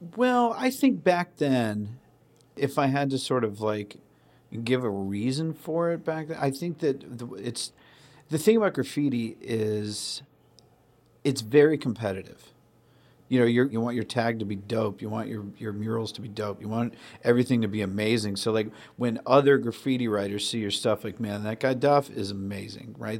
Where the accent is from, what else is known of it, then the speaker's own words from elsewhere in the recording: Sandwich, Massachusetts, United States; I grew up on the Cape and Sandwich.